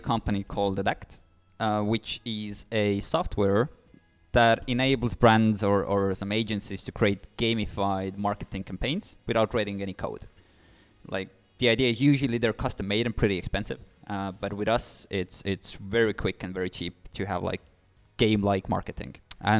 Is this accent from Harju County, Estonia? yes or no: no; Pärnu, Pärnu County, Estonia; also born or lived in Nigeria; Born and raised in a small city of Pärnu.